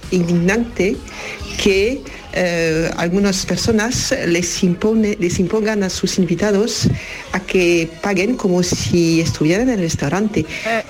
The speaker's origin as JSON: {"language": "Spanish", "country": "France", "said": "soy de Francia"}